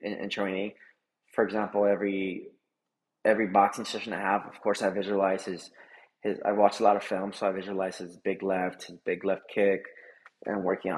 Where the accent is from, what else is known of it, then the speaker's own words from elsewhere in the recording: El Paso, Texas, United States; now in Dallas, United States; I visit El Paso, Texas, my hometown.